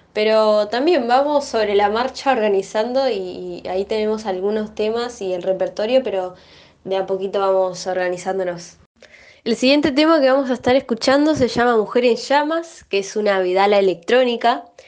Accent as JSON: {"language": "Spanish", "country": "Argentina", "said": "como ciudadanos, como argentinos"}